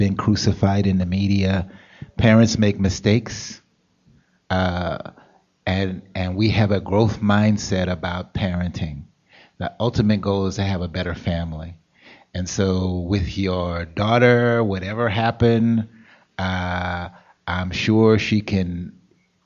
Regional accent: Los Angeles, California, United States; moved away; I'm from California

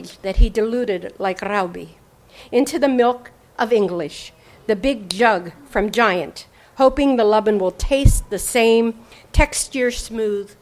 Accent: Pennsylvania-West Virginia border, United States; now in California, United States; I grew up on the Pennsylvania-West Virginia border in a small town of 700 people

